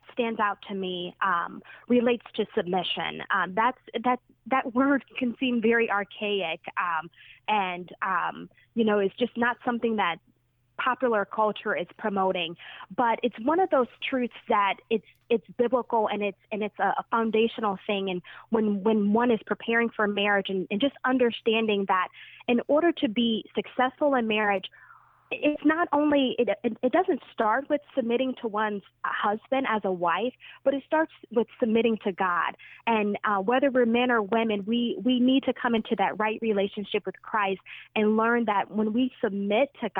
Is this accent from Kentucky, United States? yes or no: no; Detroit, Michigan, United States; I grew up in Detroit, grew up in the inner city